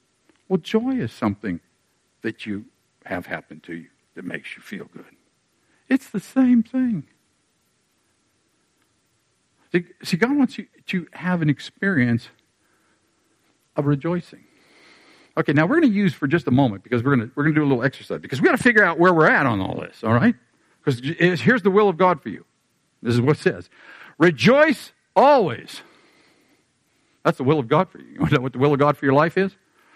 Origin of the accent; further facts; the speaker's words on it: Pittsburgh, Pennsylvania, United States; moved away; I'm 10 years old. I'm from Pittsburgh. And when I was in Pittsburgh at 10 years of age